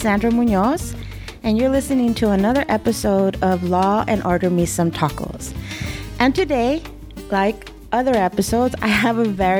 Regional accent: East Los Angeles, California, United States; I grew up in East LA, so that's always been very Mexican.

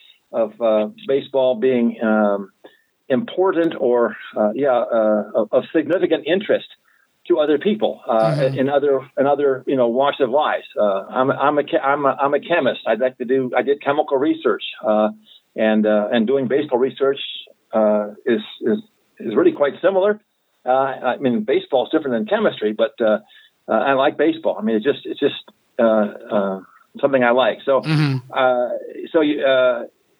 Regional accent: Detroit, Michigan, United States; the Detroit Tigers, my hometown team

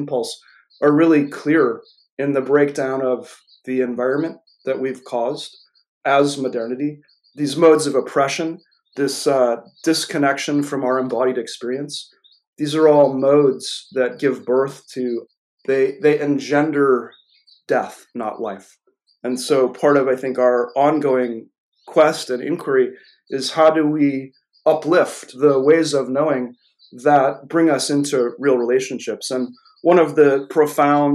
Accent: New Hampshire, United States; I grew up here in the United States

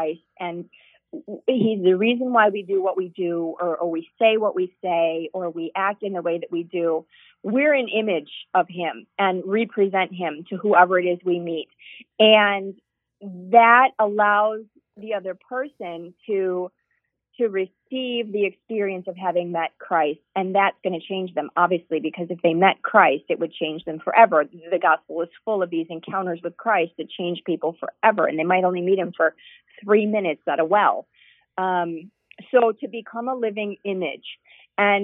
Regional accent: United States; also born or lived in Europe / Wauwatosa, Wisconsin; they knew I was American

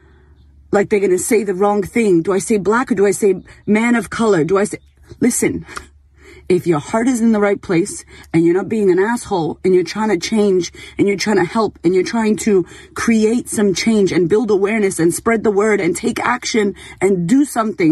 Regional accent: Boston, Massachusetts, United States; I grew up in Boston

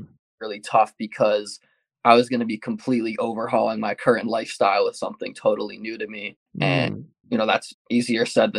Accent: Rocky Hill, Connecticut, United States; I grew up in Rock Hill, Connecticut, and that's where I reside right now.

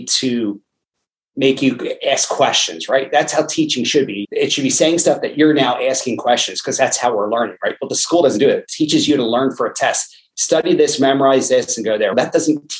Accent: Lansdale, Pennsylvania, United States; born and raised in Lansdale, Pennsylvania.

